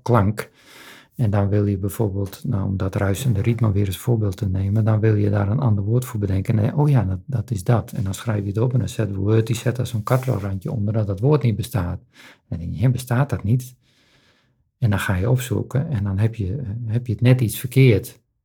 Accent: Friesland, Netherlands; zijn we daarin opgegroeid en is die binding ontstaan. Dit is mijn geboortegrond.

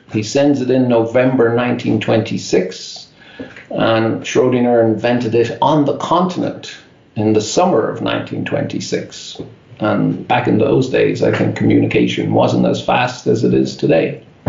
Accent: Dublin, Leinster, Ireland; now in Irvine, United States; I grew up in Dublin in Ireland

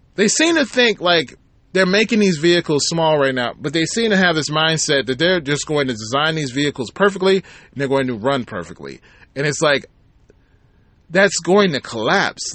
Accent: Michigan, United States; my home state, Michigan

